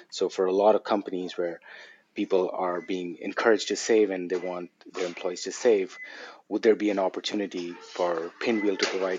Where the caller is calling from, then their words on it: Toronto, Ontario, Canada; I'm joining from Toronto, Canada, and it's such a pleasure to be here.